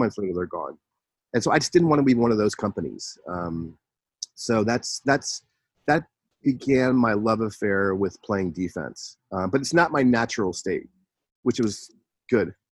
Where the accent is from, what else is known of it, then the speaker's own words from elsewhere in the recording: San Francisco Bay Area, California, United States; also born or lived in Los Angeles; I I grew up in the San Francisco Bay Area